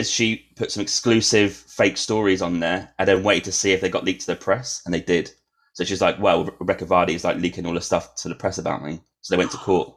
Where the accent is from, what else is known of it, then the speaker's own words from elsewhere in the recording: Norwich, East of England, United Kingdom; moved away; we're from Norwich